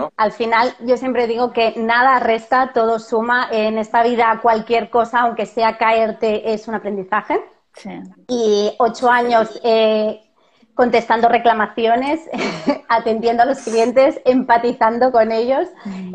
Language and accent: Spanish; Barcelona, Catalonia, Spain; moved away as an adult; now in Seville, Spain; soy de Barcelona, eh, como vosotros, pero vivo en Sevilla y aquí no tenemos familia